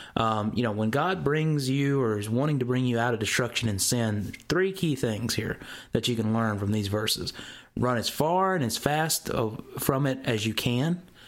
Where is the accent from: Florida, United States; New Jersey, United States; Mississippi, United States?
Mississippi, United States; I'm from the South, okay? I'm from Mississippi, and a lot of our words here get kind of slung out the wrong way